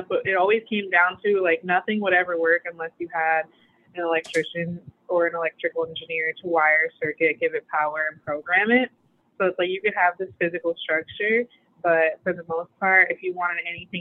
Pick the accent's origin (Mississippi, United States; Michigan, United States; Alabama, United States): Michigan, United States; right outside of Detroit; now in Portland, United States; I'm from Michigan, right outside of Detroit